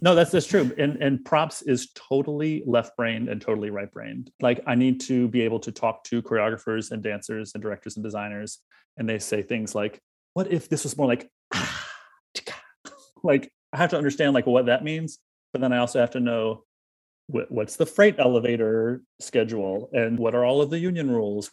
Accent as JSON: {"language": "English", "region": "South Carolina", "country": "United States", "moved": "yes", "said": "Brandon and I are both from South Carolina"}